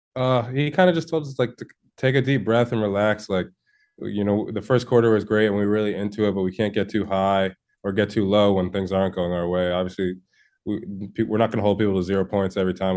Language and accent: English; Connecticut, United States; I'm from Connecticut